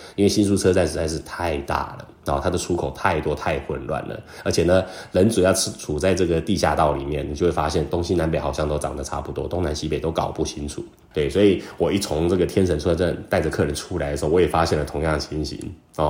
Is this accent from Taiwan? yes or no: yes; Taiwan; 那我们台湾人呢，倒鸡酒的用餐的方式就跟他们很不一样了